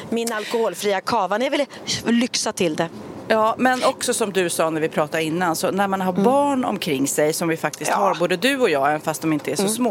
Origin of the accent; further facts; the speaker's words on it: Sweden; Men som svensk så är man ju nästan så här, jag vågar inte lita på midsommarvädret